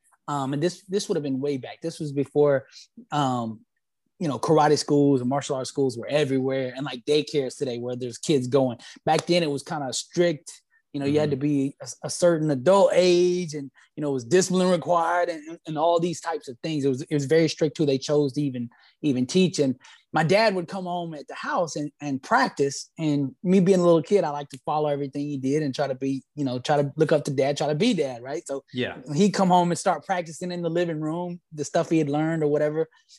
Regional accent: Alabama, United States; We loved football because I'm from Alabama. That's where I was originally born.

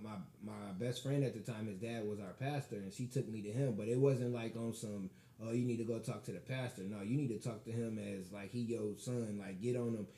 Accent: Michigan City, Indiana, United States; I'm from Michigan City

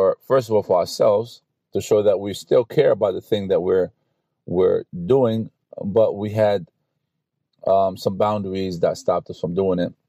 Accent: New York City, New York, United States; I grew up in New York City, Brooklyn, so we had to take the bus or the train to go to school

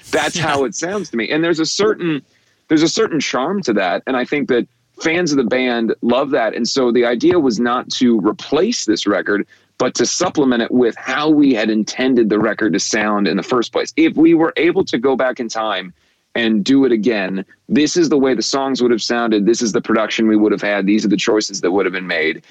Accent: Cincinnati, Ohio, United States; we did not have an NBA team uh, growing up in Cincinnati

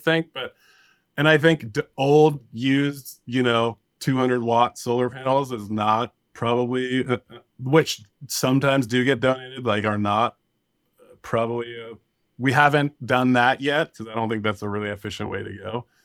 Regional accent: Thomas Fire area, California, United States; we were evacuated from a big fire in my hometown, the Thomas Fire, in twenty seventeen in December.

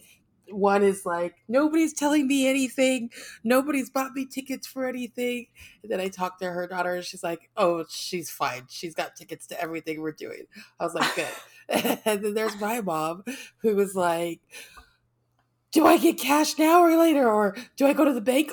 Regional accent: United States; Being American and traveling is always interesting

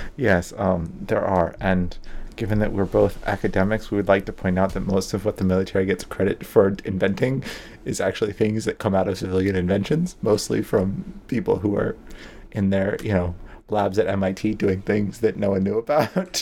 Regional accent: United States; I'm American

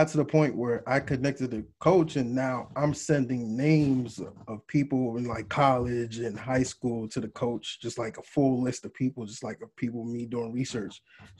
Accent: New York, United States; I grew up in New York, so I'm full-time New Yorker anyway

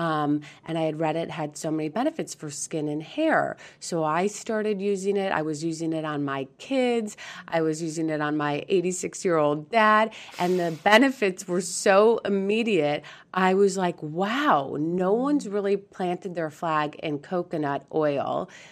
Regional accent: San Diego, California, United States; also born or lived in Beaumont, Texas; we are from San Diego

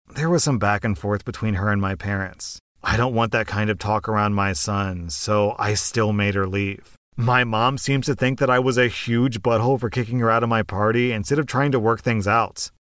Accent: United States; I'm an American

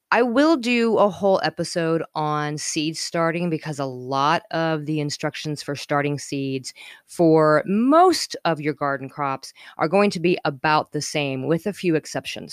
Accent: Colorado, United States; moved away; also born or lived in Northern California / Midwest; I was growing up in Colorado

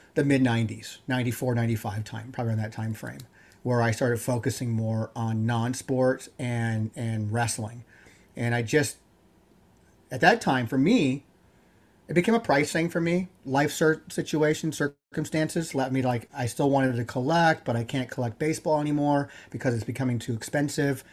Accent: Yorba Linda, California, United States; I grew up in Yerblin, California

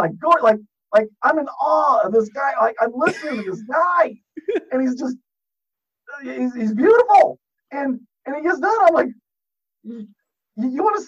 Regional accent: Cuba, United States; moved away; I'm from a small town called Cuba

